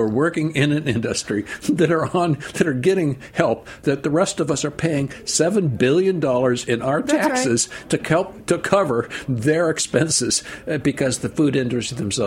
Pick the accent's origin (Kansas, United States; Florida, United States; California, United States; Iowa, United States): California, United States; now in New York, United States; I'm a Californian